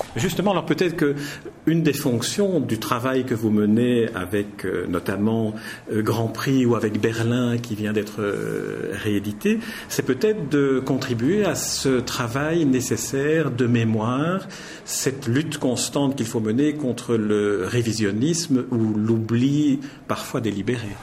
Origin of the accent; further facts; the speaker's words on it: Belgium; on est belges tous les deux